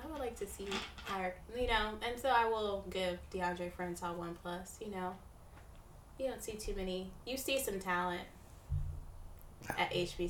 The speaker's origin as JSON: {"language": "English", "town": "Tampa", "region": "Florida", "country": "United States", "said": "I'm from Tampa"}